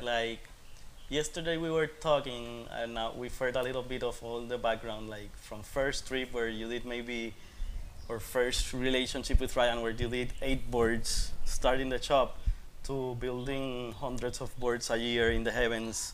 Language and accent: English; Puerto Rico; I'm from Puerto Rico and I'm here